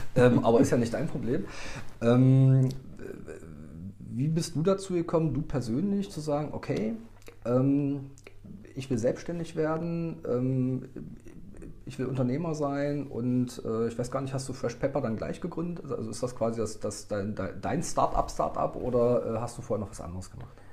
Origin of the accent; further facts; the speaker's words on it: Magdeburg, Saxony-Anhalt, Germany; bin auch Magdeburger